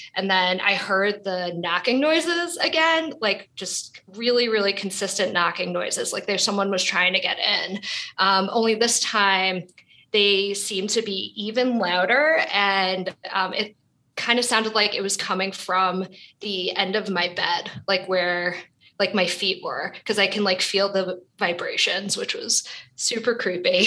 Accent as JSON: {"language": "English", "town": "New York City", "region": "New York", "country": "United States", "tie": "born or raised there", "said": "So I was born and raised in Brooklyn, New York"}